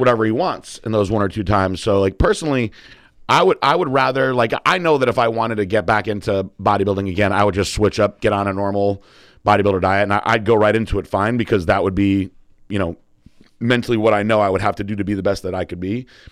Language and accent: English; Northeast, United States; also born or lived in Connecticut; now in Florida, United States; we're from the Northeast